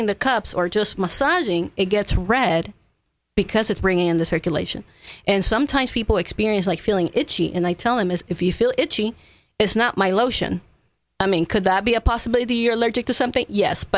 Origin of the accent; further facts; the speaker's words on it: Ecuador; English is a second language; also born or lived in Florida / Fredericksburg, Texas; now in Kerrville, United States; I'm not from here. I was born and raised in Ecuador